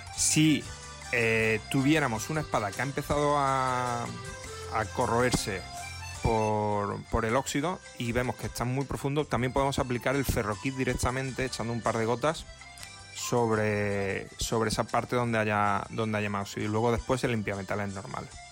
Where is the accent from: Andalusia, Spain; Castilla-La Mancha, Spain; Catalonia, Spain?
Andalusia, Spain; Córdoba; also born or lived in Barcelona; Club Almedina de Grima de, de, Córdoba, en mi ciudad natal